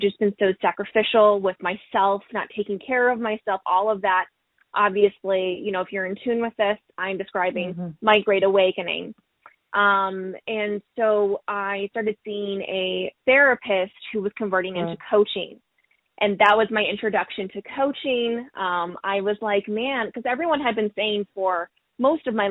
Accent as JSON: {"language": "English", "town": "Springfield", "region": "Missouri", "country": "United States", "moved": "as an adult", "lives_now": "Seattle, United States", "said": "I'm originally from Springfield, Missouri. So to move mm-hmm. from Little Old Missouri to all the way to Seattle"}